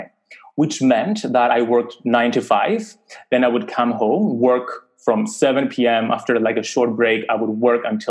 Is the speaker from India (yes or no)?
no; Cyprus; I grew up in Cyprus, a very small island, small community